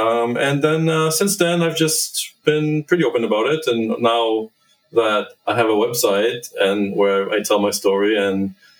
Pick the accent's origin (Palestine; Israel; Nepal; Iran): Israel; moved away; back in my home country, Israel, where I grew up